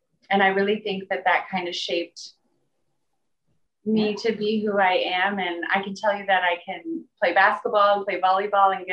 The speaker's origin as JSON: {"language": "English", "town": "Hamburg", "region": "Iowa", "country": "United States", "tie": "born or raised there", "also_born_or_lived": "New York", "moved": "yes", "said": "My hometown is Hamburg, Iowa."}